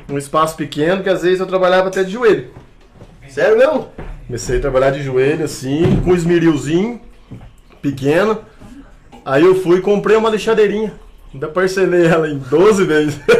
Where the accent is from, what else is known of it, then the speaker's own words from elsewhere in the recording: Cambuí, Minas Gerais, Brazil; sou daqui da cidade de Cambuí mesmo.